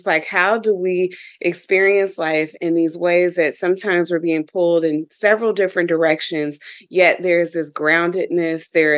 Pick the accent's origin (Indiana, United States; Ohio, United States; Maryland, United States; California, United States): Ohio, United States; Dayton; my experience growing up in Dayton, Ohio as a young African-American girl, and some of the experiences I would have.